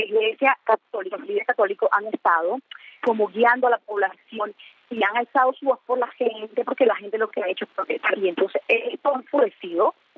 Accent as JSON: {"language": "Spanish", "country": "Nicaragua", "tie": "born or raised there", "moved": "as an adult", "lives_now": "United States", "said": "nací me crié en Nicaragua, yo tengo viviendo en Estados Unidos"}